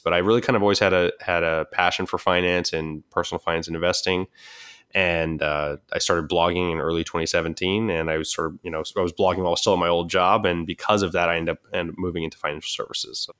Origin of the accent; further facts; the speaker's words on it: Southern California, United States; I grew up in Southern California